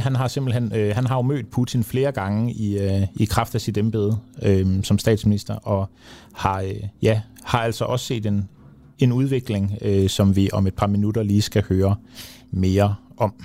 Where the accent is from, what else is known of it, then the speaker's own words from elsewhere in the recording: Denmark; vi som danskere